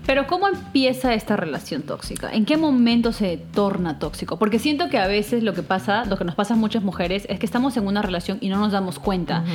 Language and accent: Spanish; Peru; now in New York, United States; somos peruanas